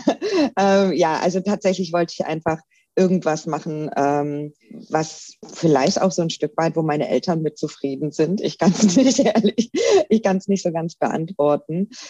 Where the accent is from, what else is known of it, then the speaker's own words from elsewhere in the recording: Baden-Württemberg, Germany; also ich komme ursprünglich aus der Nähe von Stuttgart, bin also äh, ein richtiger Schwabe und wie man das so macht bei uns Schwaben